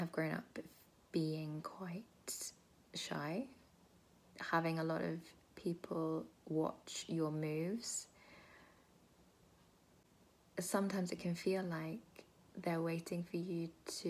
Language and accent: English; United Kingdom; I am British, Indian, Bengali